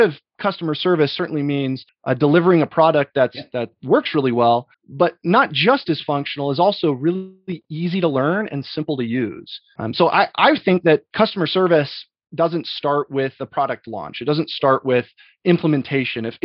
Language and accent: English; Boise, Idaho, United States; moved away; Originally, I'm from Boise, Idaho.